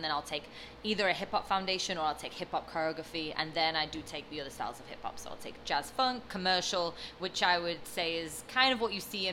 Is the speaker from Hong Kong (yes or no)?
no; London, United Kingdom; born or raised there; moved away as an adult; now in Los Angeles, United States